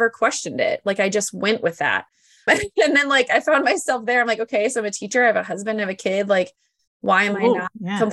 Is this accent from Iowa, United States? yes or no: yes; Iowa, United States; I'm from Iowa